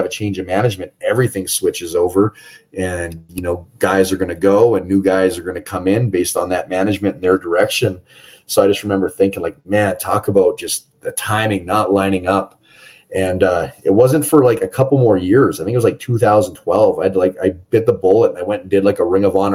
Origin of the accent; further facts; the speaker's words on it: Canada; in my hometown